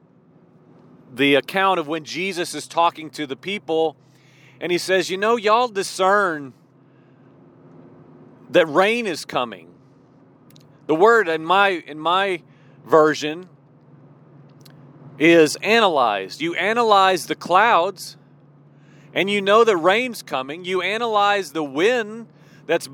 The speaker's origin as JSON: {"language": "English", "region": "Midwest", "country": "United States", "tie": "born or raised there", "said": "I grew up in the Midwest, out in corn country."}